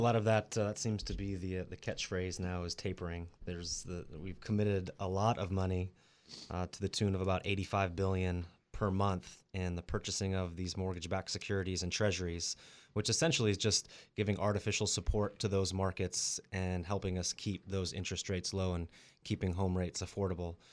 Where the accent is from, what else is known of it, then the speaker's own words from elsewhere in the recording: Colorado, United States; moved away as an adult; also born or lived in Las Vegas; now in Central Coast, California, United States; I grew up in Colorado, and I did a little stint in Las Vegas for a couple of years